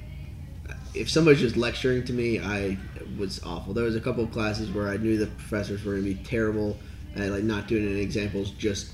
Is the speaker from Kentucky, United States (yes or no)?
yes; Highland Heights, Kentucky, United States; also born or lived in Fort Thomas, Kentucky / Louisville, Kentucky; I'm from here, Campbell County. But yeah, I grew up, my dad lived in Fort Thomas, and my mom, Highland Heights